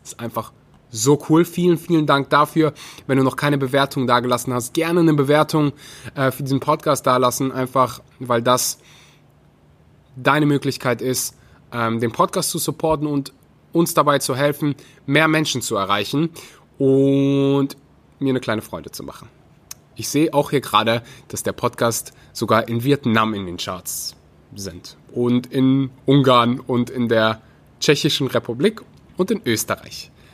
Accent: North Rhine-Westphalia, Germany; ich komme aus Nordrhein-Westfalen

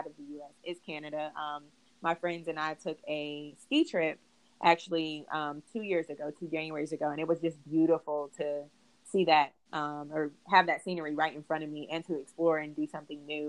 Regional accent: Charlotte, North Carolina, United States; moved away as an adult; now in Atlanta, United States; I'm from Charlotte, North Carolina

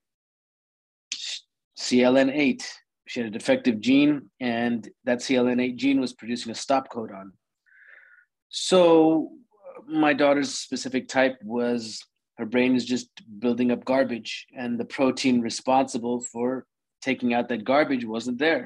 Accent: Orlando, Florida, United States; born and raised in Orlando, Florida.

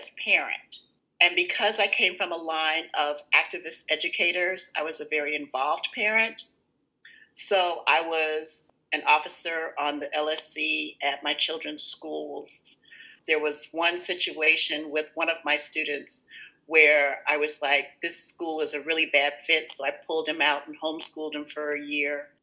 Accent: Chicago, Illinois, United States; also born or lived in Dallas, Texas; I went to William Claude Revis Elementary

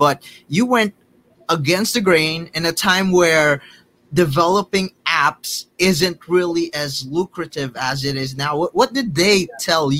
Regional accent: Philippines; I'm Filipino

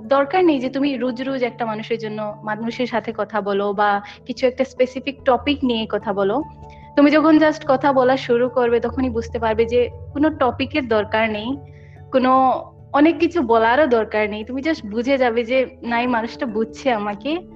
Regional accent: Assam, India; Bangla is a second language; basically আসামে থাকি আমি কলকাতার না কিন্তু বেঙ্গলি ল্যাঙ্গুয়েজটা স্কুলে থেকে থেকে পড়ে কথা বলে এরকম শেখা হয়

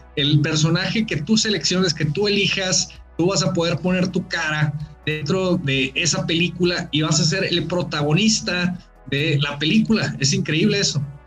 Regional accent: Mexico

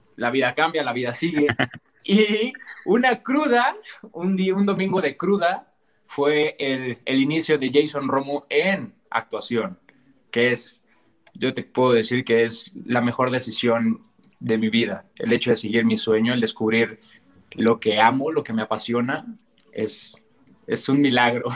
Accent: Mexico; yo soy mexicano, más mexicano que nopal

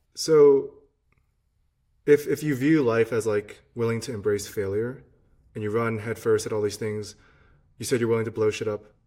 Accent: Virginia, United States; growing up in Virginia

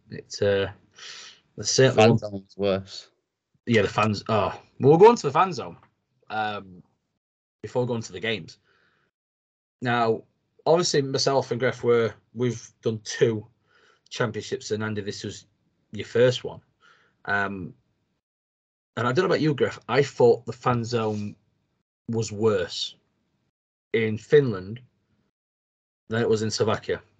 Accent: United Kingdom; British, you go and you measure things on how much a pint of beer is. Um, it's just what you do as a Brit.

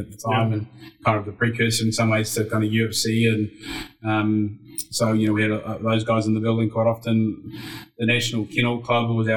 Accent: New Zealand; moved away as an adult; now in Dubai, United Arab Emirates; born and bred in New Zealand

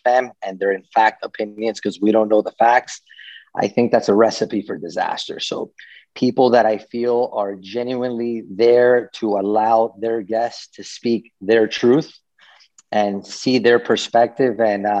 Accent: Venezuela; born there; also born or lived in Miami; I was born in Venezuela and lived in Miami for almost 30 years.

